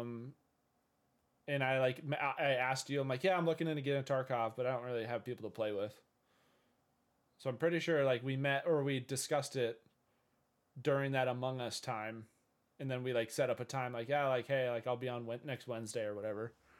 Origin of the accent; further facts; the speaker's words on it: Minnesota, United States; I'm from Minnesota in the U S of A. Uh, I've lived here all my life